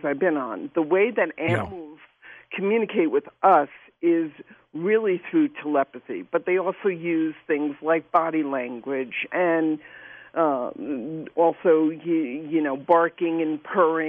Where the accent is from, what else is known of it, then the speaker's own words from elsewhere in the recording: New York City, New York, United States; I grew up in New York City